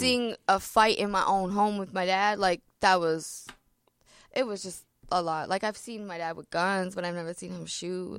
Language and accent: English; Ontario, Canada; also born or lived in Toronto; I'm from Ontario